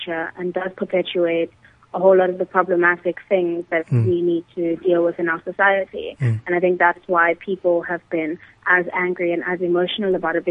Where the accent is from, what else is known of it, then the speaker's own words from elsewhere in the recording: South Africa; we do need to deal with as a South African society